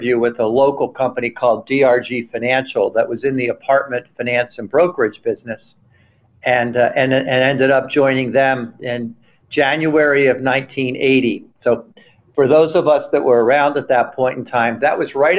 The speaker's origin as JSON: {"language": "English", "town": "Trenton", "region": "New Jersey", "country": "United States", "tie": "born or raised there", "also_born_or_lived": "upstate New York", "moved": "as an adult", "said": "I was born and raised in Trenton, New Jersey"}